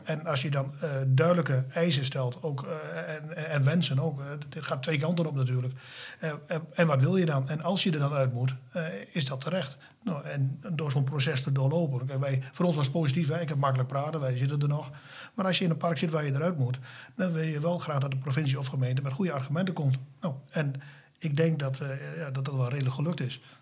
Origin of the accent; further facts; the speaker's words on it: Frederiksoord, Drenthe, Netherlands; also born or lived in Wapse; zelf kom ik oorspronkelijk uit Frederikshoorn